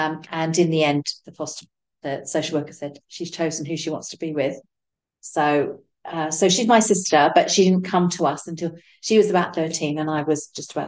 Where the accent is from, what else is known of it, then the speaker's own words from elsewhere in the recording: London, United Kingdom; I grew up in Southeast London